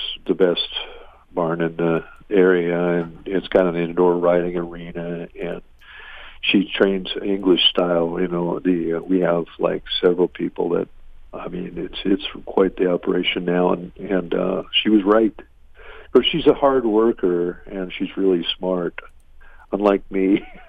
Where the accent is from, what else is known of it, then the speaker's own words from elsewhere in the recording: Madison, Minnesota, United States; Well, I grew up in Madison, and then